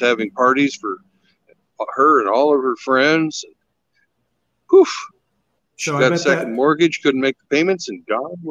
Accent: Kansas, United States; I'm from Kansas.

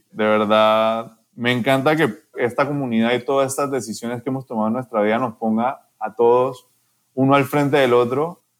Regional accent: Panama; also born or lived in Colombia; Yo nací en Colombia, pero de verdad yo soy panameño, yo soy artista panameño.

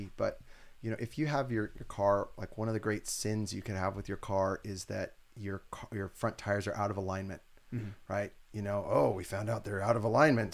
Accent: Santa Cruz, California, United States; I'm from Santa Cruz and like, we're pretty weird.

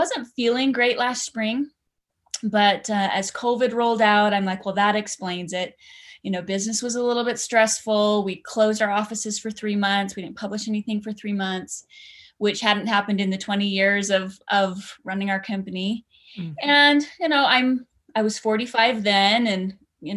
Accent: Idaho Falls, Idaho, United States; I grew up in Idaho Falls on a dead end street, and that shapes a lot of who I am, just my Idaho roots

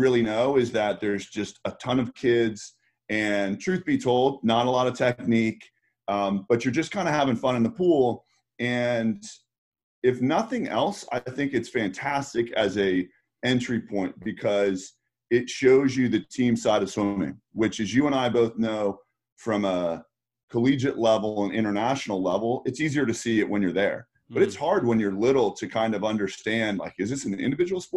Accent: Northern Virginia, United States; I grew up in Northern Virginia and kind of in the DC area

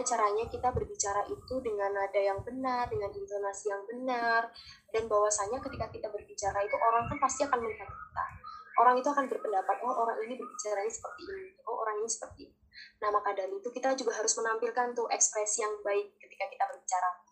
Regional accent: Java, Indonesia; saya orang Jawa

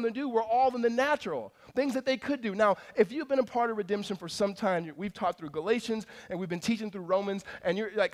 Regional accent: California, United States; also born or lived in Mississippi; Moved us to California

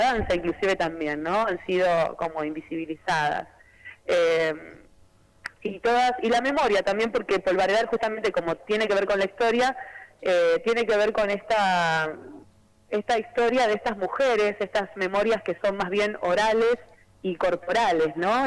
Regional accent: Chivilcoy, Buenos Aires Province, Argentina; Yo bailaba tango y folclore en Chivilcoy, que es mi ciudad natal, en la provincia de Buenos Aires

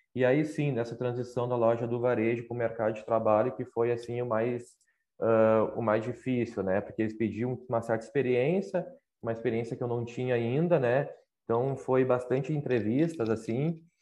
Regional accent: Canoas, Rio Grande do Sul, Brazil; moved away as an adult; also born or lived in Porto Alegre; now in Pelotas, Brazil; sou natural lá de Canoas, né? Faz quatro anos que eu moro em Pelotas

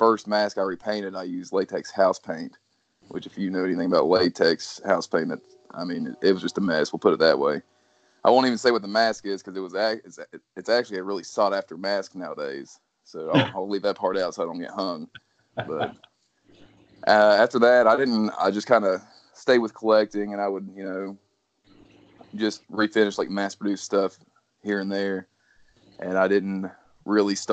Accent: South Point, Ohio, United States; I'm from South Point, Ohio. That's, if you can't tell by the name, it's the southern tip of Ohio.

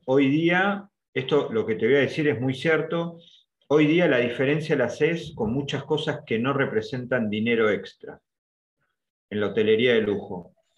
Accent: Argentina; los argentinos

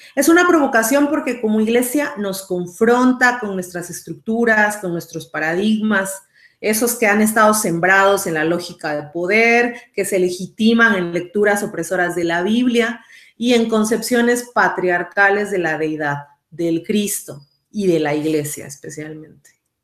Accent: Mexico; now in San José, Costa Rica; soy mexicana, actualmente resido en Costa Rica

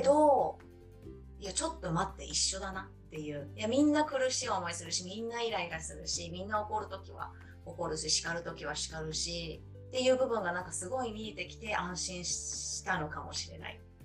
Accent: Japan; moved away as an adult; now in Canada; 本当19歳まで日本にいて

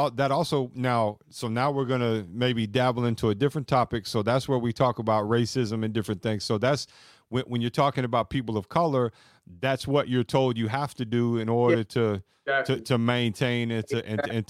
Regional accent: the South, United States; And that's when I'm from the South.

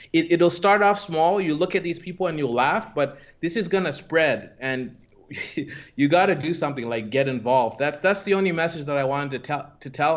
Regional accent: Zimbabwe; moved away; I come from Zimbabwe

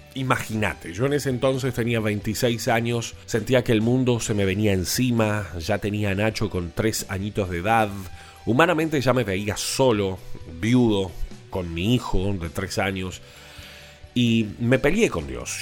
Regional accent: Uruguay; Soy uruguayo y vivo aquí en Montevideo.

